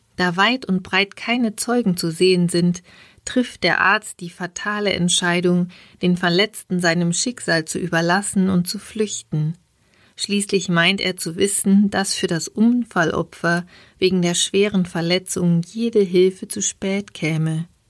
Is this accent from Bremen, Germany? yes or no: no; Regensburg, Bavaria, Germany; in meiner Heimatstadt